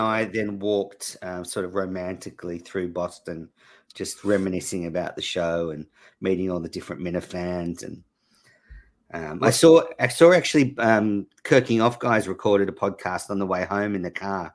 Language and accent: English; Australia; moved away; I'm obviously Australian